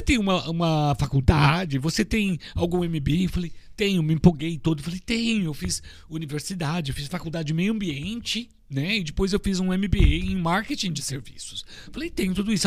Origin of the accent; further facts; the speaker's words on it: Orlândia, São Paulo, Brazil; now in Miami, United States; De onde eu vim? De uma cidade que Lá se chama Orlândia